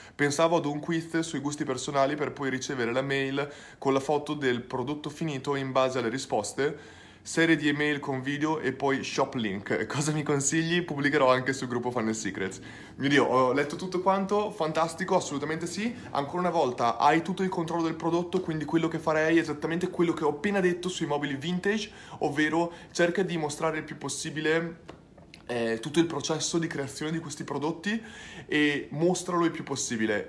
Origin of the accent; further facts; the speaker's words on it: Bologna, Emilia-Romagna, Italy; now in Australia; Sono nato a Bologna, tutta la mia famiglia è bolognese